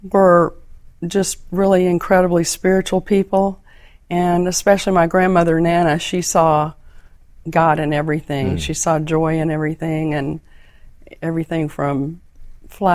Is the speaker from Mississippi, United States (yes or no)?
yes; southern Mississippi, United States; I grew up in southern Mississippi in a little community that was like Mayberry RFD